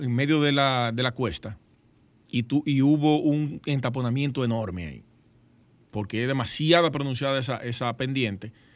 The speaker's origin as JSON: {"language": "Spanish", "town": "Sosúa", "region": "Puerto Plata", "country": "Dominican Republic", "tie": "born or raised there", "said": "Sosúa, yo soy de Sosúa, mi pueblo natal"}